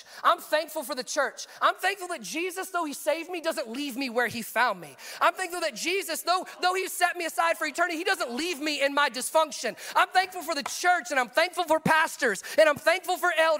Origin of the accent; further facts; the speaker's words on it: the South, United States; moved away; I grew up in the South